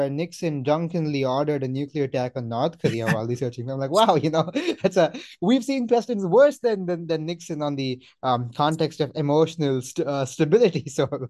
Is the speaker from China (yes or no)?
no; India; I'm Indian.